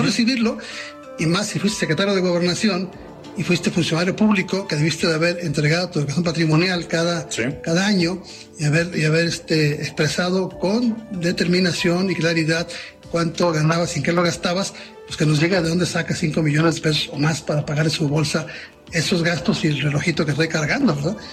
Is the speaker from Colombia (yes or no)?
no; Mexico; como mexicano bien nacido